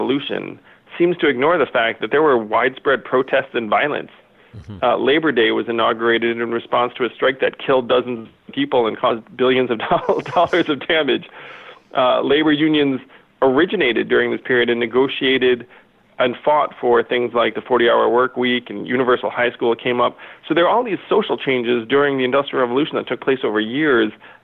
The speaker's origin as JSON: {"language": "English", "country": "United States", "said": "I'm an American"}